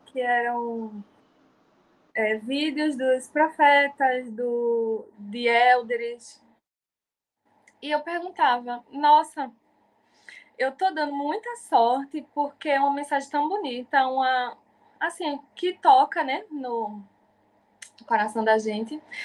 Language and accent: Portuguese; Jaboatão dos Guararapes, Pernambuco, Brazil; sou de Jaboatão dos Guararapes, Piedade